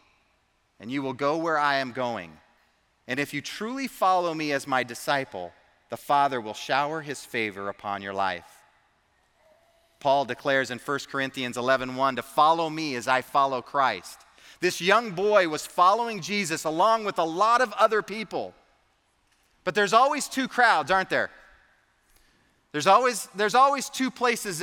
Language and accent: English; the Bay Area, California, United States; I grew up in the Bay Area, and I got to go to countless zoos and amusement parks, and I even saw the Nutcracker in San Francisco